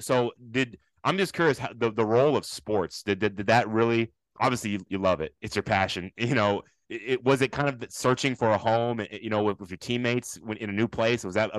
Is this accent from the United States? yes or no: yes; United States; also born or lived in Japan; And of course, I'm a proud American. I've grown up here, you know, for the majority